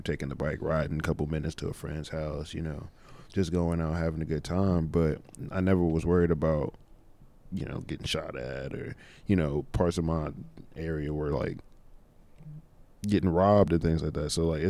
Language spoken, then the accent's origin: English; Louisiana, United States; now in Burlington, United States; Because I'm from Louisiana, so you know, yeah. I've been here about 13 years now